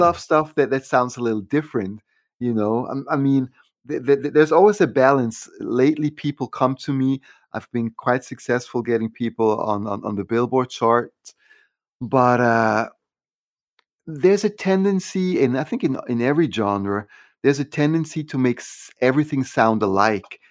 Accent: Switzerland; moved away; growing up in Switzerland

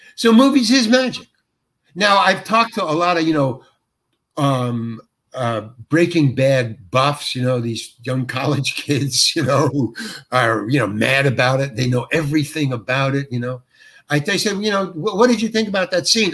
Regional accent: New York, United States; moved away; I'm from New York and I lived in the village

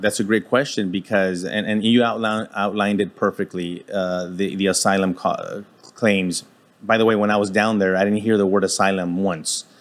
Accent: El Paso, Texas, United States; being born and raised in El Paso, Texas

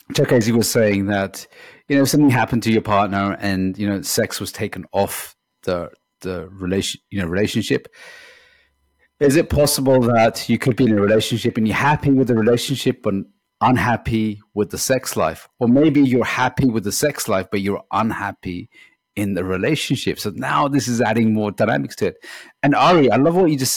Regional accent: Pakistan; I grew up in Pakistan

